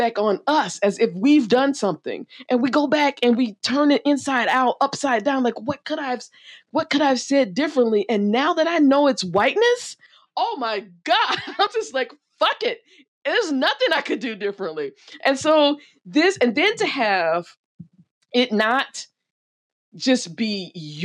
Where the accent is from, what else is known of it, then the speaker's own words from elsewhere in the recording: the South, United States; as a Black woman growing up in the South